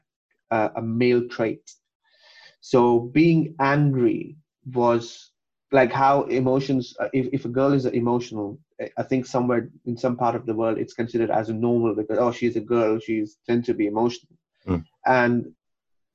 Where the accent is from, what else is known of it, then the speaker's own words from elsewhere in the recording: Kuwait; moved away; also born or lived in Pakistan; I was born and brought up in Kuwait